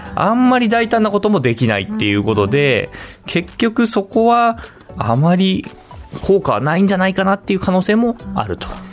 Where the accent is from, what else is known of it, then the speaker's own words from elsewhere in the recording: Aizu, Fukushima, Japan; 私は会津出身